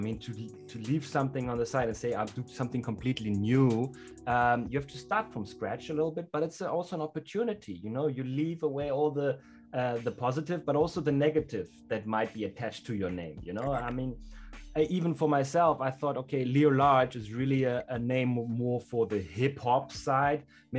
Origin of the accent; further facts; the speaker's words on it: Germany; English is a second language; now in South Africa; I come from Germany to South Africa or to Southern Africa, and I play hip hop.